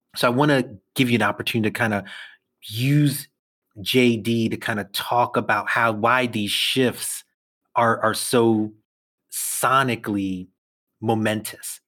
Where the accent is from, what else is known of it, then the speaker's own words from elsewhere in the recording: New York City, New York, United States; I'll say I'm from Brooklyn